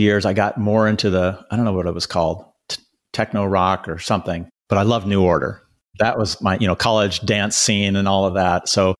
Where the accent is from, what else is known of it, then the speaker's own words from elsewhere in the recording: Seattle, Washington, United States; I grew up in Seattle, in the mountains, on the water, and being outside.